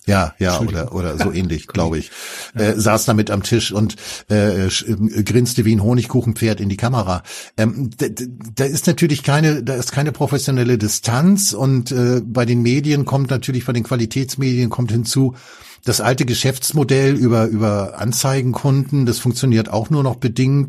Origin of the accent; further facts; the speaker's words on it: Germany; als Deutscher